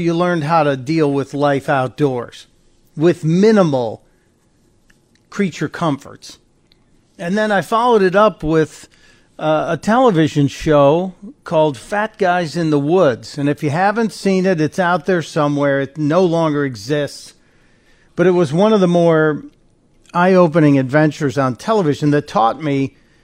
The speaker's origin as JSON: {"language": "English", "town": "Chicago", "region": "Illinois", "country": "United States", "tie": "born or raised there", "said": "I grew up on the south side of Chicago, and then my family moved to the near north suburbs"}